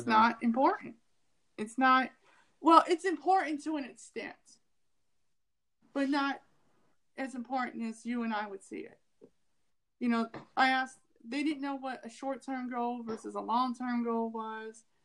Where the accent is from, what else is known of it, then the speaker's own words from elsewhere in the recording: Ohio, United States; also born or lived in California; I lived in California for three years, but I'm not California. You know, I'm from Ohio, but I don't sound like I'm from the Midwest